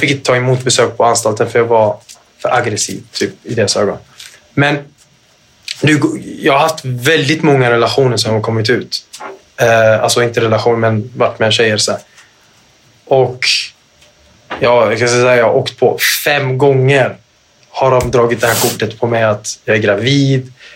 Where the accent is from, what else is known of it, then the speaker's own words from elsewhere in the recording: Gothenburg, Västra Götaland, Sweden; Göteborg där jag är ifrån Göteborg